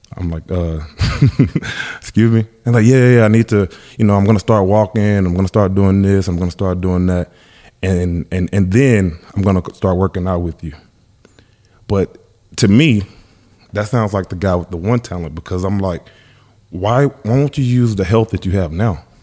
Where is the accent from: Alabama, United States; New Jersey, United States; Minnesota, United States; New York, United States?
Alabama, United States; I'm from Alabama, huge Alabama fan